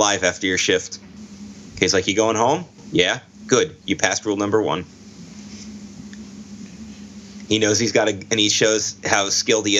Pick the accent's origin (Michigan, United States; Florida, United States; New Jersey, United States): New Jersey, United States